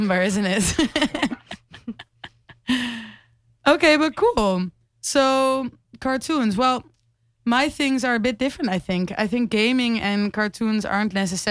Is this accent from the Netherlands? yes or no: yes; Amsterdam, North Holland, Netherlands; I grew up in Amsterdam, and I still live there, but I study here in Rotterdam